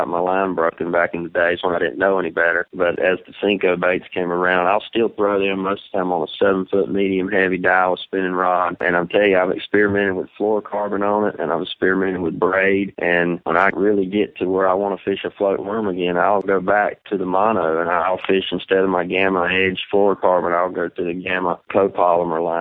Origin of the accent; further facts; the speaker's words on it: United States; growing up on Gaston and Smith Mountain